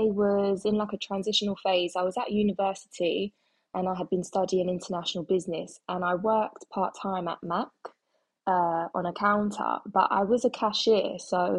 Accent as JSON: {"language": "English", "region": "London", "country": "United Kingdom", "tie": "born or raised there", "said": "I'm from London, born and bred, and I am a makeup artist"}